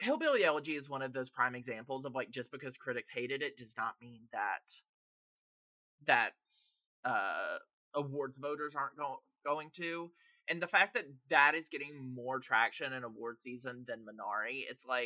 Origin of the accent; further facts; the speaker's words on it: the South, United States; up in the South, growing up with a family that came out from kind of the middle of nowhere, Tennessee